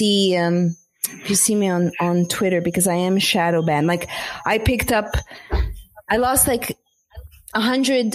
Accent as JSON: {"language": "English", "town": "Montreal", "region": "Quebec", "country": "Canada", "tie": "born or raised there", "moved": "yes", "lives_now": "United States", "said": "I grew up in Montreal"}